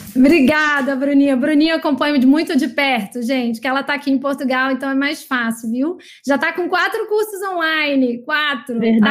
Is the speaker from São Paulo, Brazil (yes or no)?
no; São Luís, Maranhão, Brazil; moved away; minha terra natal, maranhense também, São Luís